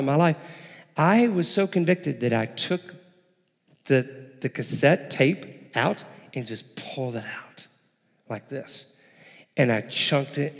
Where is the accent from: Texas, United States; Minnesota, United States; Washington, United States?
Texas, United States; also born or lived in Illinois / Houston, Texas; I was born and raised in Texas. My family and I moved up to Illinois for about 5 years, and then we moved back down the summer before my high school started, and down to Houston